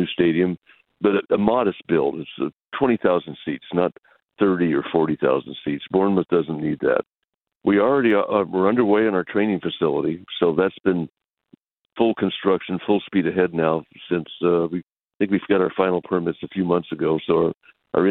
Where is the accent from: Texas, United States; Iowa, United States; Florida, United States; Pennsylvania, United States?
Texas, United States; West; I grew up primarily in West Texas